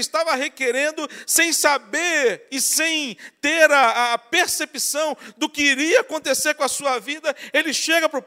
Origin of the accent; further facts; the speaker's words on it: Espírito Santo, Brazil; now in Rio de Janeiro, Brazil; Eu que vim do Espírito Santo para o Rio de Janeiro, para andar aqui no Rio de Janeiro sem GPS, para mim era terrível.